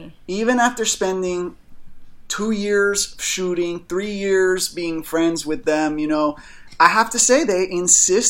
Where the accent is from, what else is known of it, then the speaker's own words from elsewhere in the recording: Miami, Florida, United States; also born or lived in Key Biscayne; Born and raised. South Miami Hospital